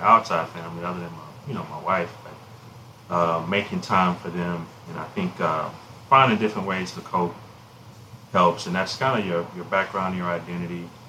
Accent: Alexandria, Louisiana, United States; my hometown of Alexandria

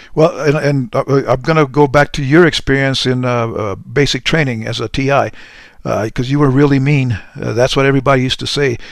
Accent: Deming, New Mexico, United States; moved away; my mom in a little dinky town by the name of Deming, New Mexico

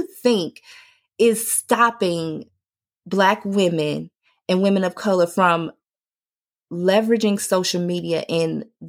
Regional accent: Chicago, Illinois, United States; I got slang. I might say gun on one or what you going to do. I'm from Chicago.

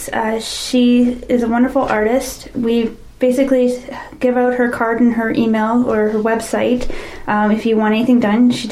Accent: Stayner, Ontario, Canada; I'm originally from Stayner.

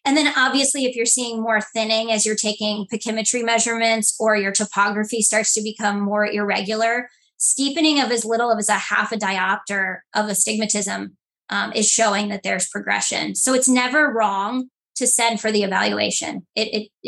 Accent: Cuyahoga Falls, Ohio, United States; also born or lived in Columbus, Ohio; my hometown, which is the Cuyahoga Falls area, Akron region of Ohio.

